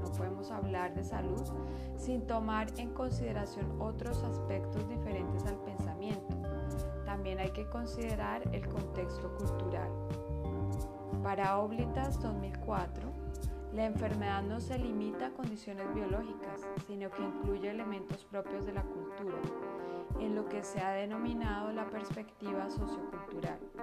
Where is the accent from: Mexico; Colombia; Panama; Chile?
Colombia; todos somos colombianos